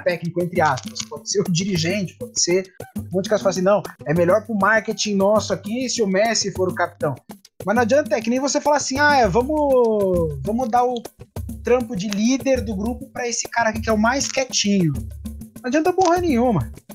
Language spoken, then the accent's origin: Portuguese; Brazil; Eu, eu como brasileiro